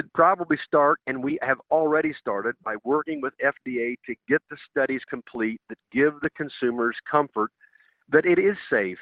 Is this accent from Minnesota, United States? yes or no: no; Indiana, United States; my home state of Indiana